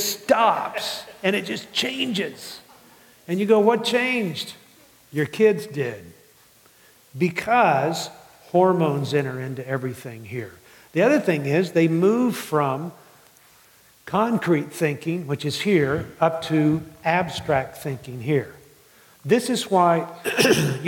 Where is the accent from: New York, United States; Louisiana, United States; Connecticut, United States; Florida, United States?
Louisiana, United States; New Orleans; moved away; I grew up in New Orleans